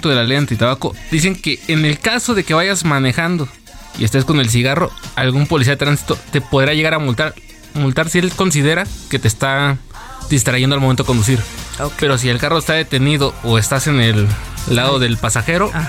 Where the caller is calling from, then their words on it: Tlalpan, Mexico City, Mexico; de Villa de Tlalpan, Ciudad de México.